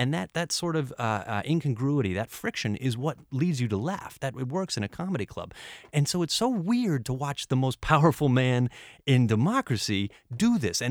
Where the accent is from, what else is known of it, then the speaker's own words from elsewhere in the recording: United States; now in Ireland; I'm American